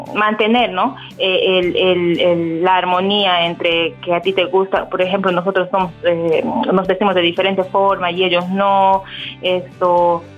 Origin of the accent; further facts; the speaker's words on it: Peru; moved away as an adult; also born or lived in Dubai, United Arab Emirates; now in United Arab Emirates; regresé a mi país, regresé a Perú y regresé embarazada